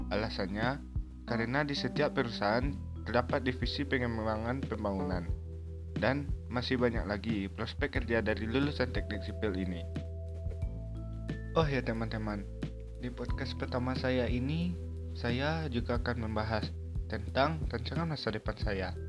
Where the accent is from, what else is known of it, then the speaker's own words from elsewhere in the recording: Bukittinggi, West Sumatra, Indonesia; born there; Saya lahir di Bukit Tinggi pada 18 September 2002.